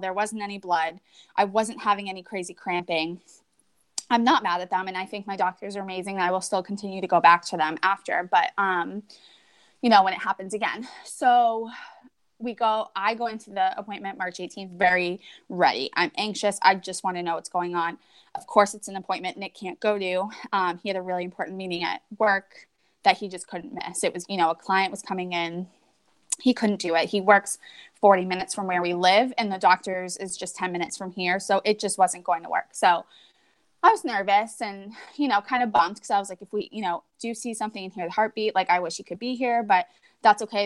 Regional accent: New Hampshire, United States; moved away as an adult; we moved back to New Hampshire in 2015. We're both originally from here. Um, we lived in, we live right now in my hometown. So I was born and raised here.

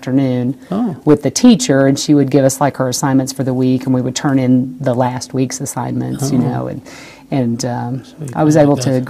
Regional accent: Massachusetts, United States; born there; also born or lived in Alabama; Well, I was born in Massachusetts. My dad was in the Air Force, and we'd moved around a lot. And born in Massachusetts, then they moved to Alabama, where the brother just younger than me was born

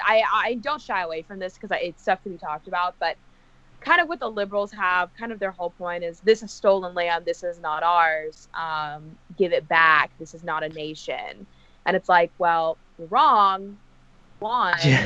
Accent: Texas, United States; I was born and raised here

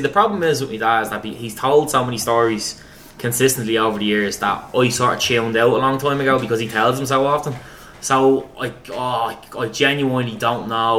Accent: Dublin, Leinster, Ireland; my childhood in Ringsend was, you know, playing football for Cambridge and just playing football non-stop.

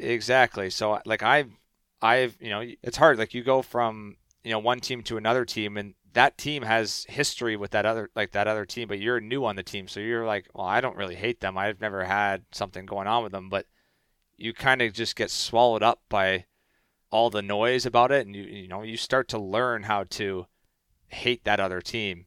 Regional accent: Canada; I'm Canadian boy

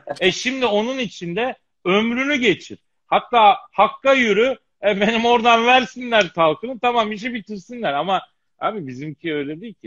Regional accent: Eskişehir, Turkey; moved away; also born or lived in Elazığ; Eskişehir'de büyüdüm, Elazığ'da doğdum.

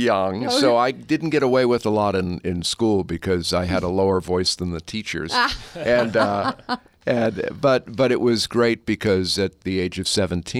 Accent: Massachusetts, United States; I grew up in Massachusetts, so I was listening to Boston Radio, WBZ, which still is a 50,000-watt clear channel station.

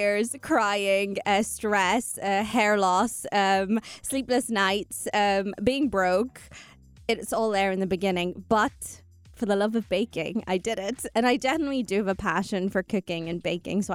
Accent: Northern Ireland, United Kingdom; moved away as an adult; now in United Arab Emirates; I moved to the UAE 14 years ago. Born and raised in Northern Ireland

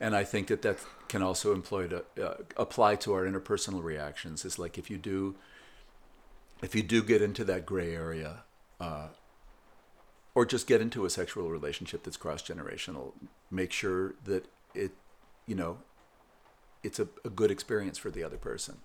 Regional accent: West Coast, United States; growing up on the West Coast in the sixties

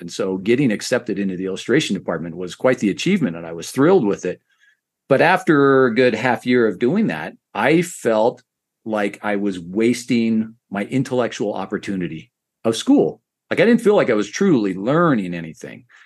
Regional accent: Idaho, United States; I grew up in Idaho, so neighborhood equated to ward

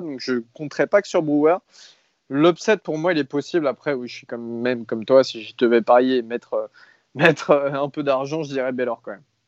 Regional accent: France; nous, en tant que Français

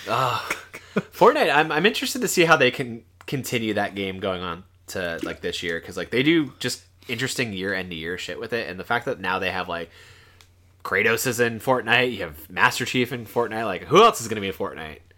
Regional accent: South Florida, United States; I'm from the South

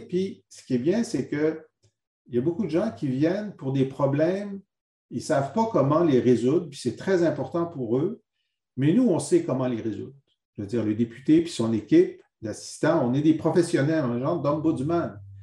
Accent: Thetford Mines, Quebec, Canada; je suis venu d'une région euh, et d'une ville très euh, singulière, c'est Tetford Mines.

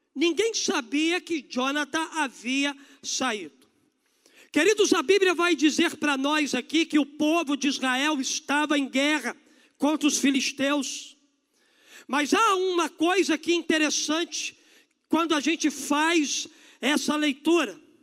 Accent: Brazil; nós como brasileiros

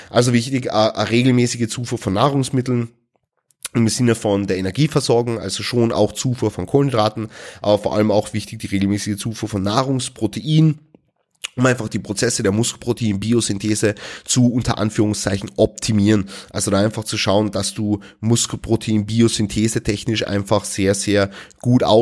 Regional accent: Austria; Also bei uns in Österreich heißt es Laugenstange. Ja, also mit einem L am Ende. Stangerl.

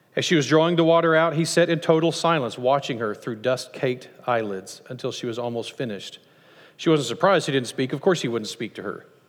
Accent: United States; as Americans

